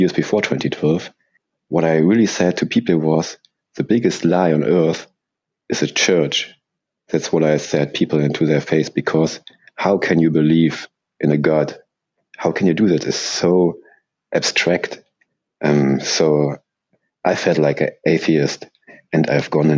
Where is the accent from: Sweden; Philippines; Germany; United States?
Germany; English is a second language; I'm from Germany, so please don't mind my English